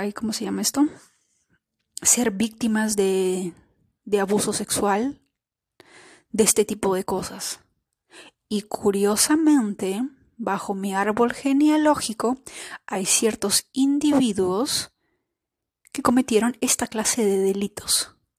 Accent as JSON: {"language": "Spanish", "country": "Peru", "said": "nosotras como somos peruanas, los de Perú celebramos el Día de la Independencia el 28 de julio"}